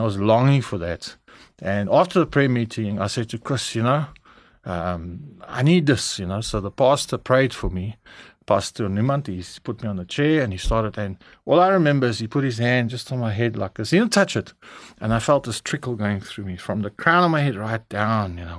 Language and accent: English; Durban, KwaZulu-Natal, South Africa; also born or lived in Cape Town, South Africa; in Durban, uh, where I grew up, I'm Cape Townian, uh, born there in, um, Karl Bremer, hulle sê